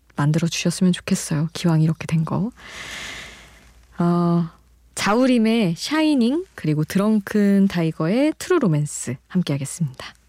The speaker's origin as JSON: {"language": "Korean", "region": "Daejeon", "country": "South Korea", "tie": "born or raised there", "said": "저는 이제 대전에서 어린 시절을 보냈으니까"}